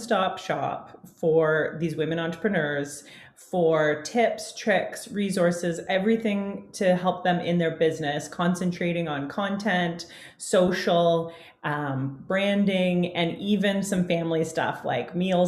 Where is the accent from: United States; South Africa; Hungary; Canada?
Canada; I'm a Canadian gal. I live just north of Toronto, Ontario